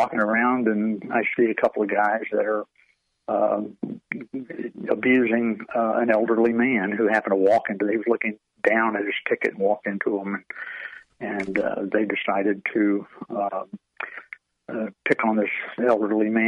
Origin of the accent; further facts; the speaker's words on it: Auburndale, Florida, United States; when I was a child growing up in Auburndale, Florida.